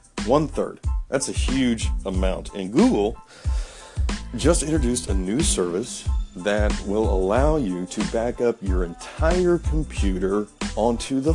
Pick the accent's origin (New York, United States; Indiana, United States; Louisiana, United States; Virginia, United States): Indiana, United States; Bloomington; It was in Bloomington, Indiana, my hometown